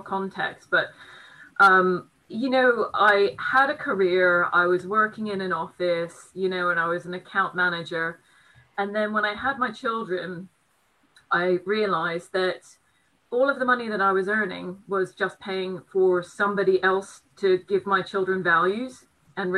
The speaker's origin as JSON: {"language": "English", "country": "United States", "also_born_or_lived": "Brighton", "moved": "yes", "lives_now": "United Kingdom", "said": "being an American, all of my family are in the States"}